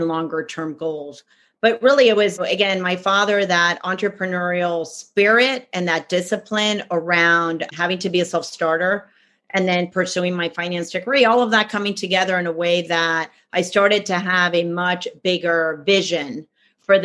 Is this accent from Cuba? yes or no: yes; Cuba; now in United States; I'm originally from Cuba. That's where I was born. And we ended up in the States.